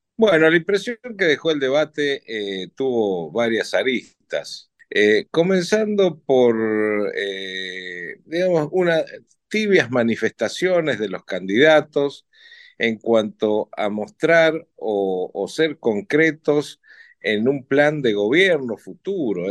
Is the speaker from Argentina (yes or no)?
yes; Argentina; qué somos y quiénes somos los argentinos